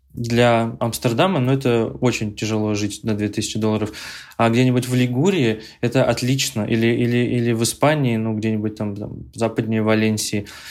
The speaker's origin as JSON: {"language": "Russian", "town": "Ufa", "region": "Bashkortostan", "country": "Russia", "tie": "born or raised there", "moved": "yes", "said": "я родом из Уфы"}